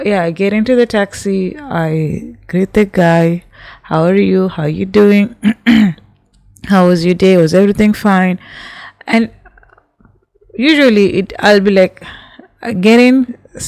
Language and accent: English; Kenya; I'm from Kenya